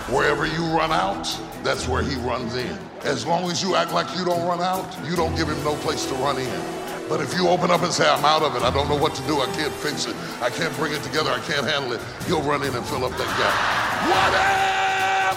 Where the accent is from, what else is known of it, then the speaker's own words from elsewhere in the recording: South Africa; I am from South Africa